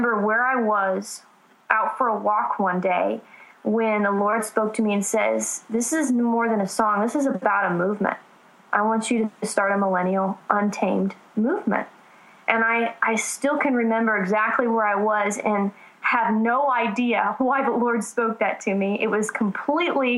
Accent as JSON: {"language": "English", "region": "Southern California", "country": "United States", "said": "I'm from Southern California, so L.A. is a lot closer than Nashville"}